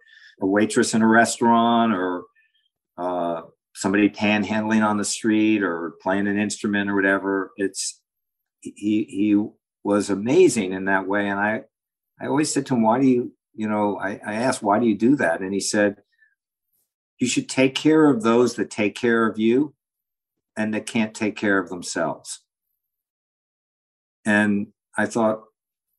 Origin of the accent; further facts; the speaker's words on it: New York City, New York, United States; I grew up in New York City, on the Upper East Side